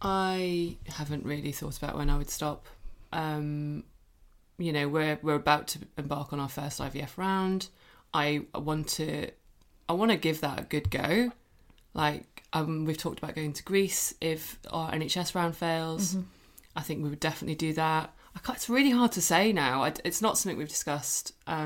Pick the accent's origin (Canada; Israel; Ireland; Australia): Ireland; Cork, Munster; accent: Cork; Yeah, it's better than my Cork accent.